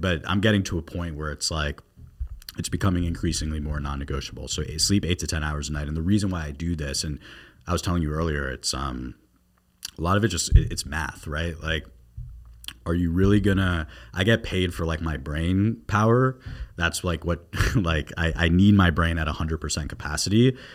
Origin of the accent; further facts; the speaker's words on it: South Florida, United States; moved away as an adult; also born or lived in New York; I'm from South Florida. And when I was growing up down here